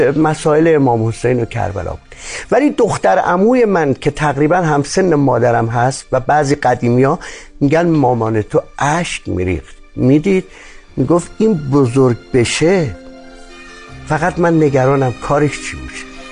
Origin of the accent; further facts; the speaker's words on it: Qazvin Province, Iran; متولد قزوین هستم